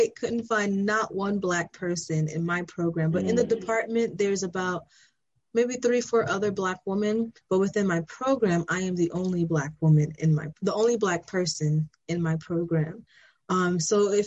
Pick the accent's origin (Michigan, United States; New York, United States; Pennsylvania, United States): New York, United States; New York City; moved away as an adult; now in Columbia, Maryland, United States; I'm from Brooklyn, New York